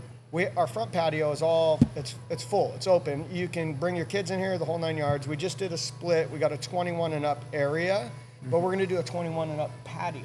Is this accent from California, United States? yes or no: yes; Spring Valley, California, United States; also born or lived in Pittsburgh, Pennsylvania; I grew up in Spring Valley